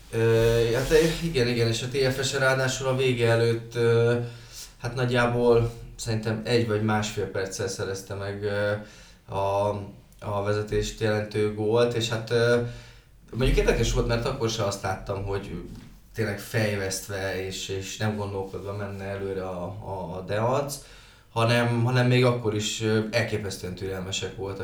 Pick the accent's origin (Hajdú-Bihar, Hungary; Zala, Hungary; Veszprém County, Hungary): Hajdú-Bihar, Hungary; Debrecen; debreceniek vagyunk